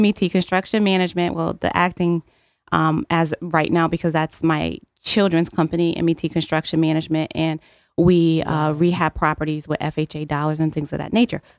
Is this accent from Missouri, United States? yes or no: no; New Haven, Connecticut, United States; I'm born and raised in New Haven, Connecticut